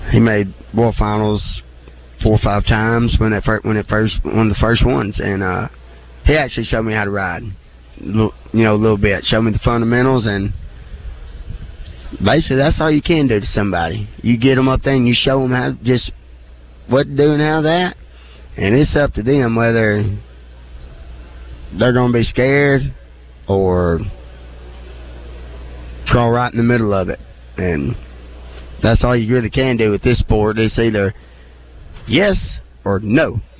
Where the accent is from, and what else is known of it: Hamburg, Arkansas, United States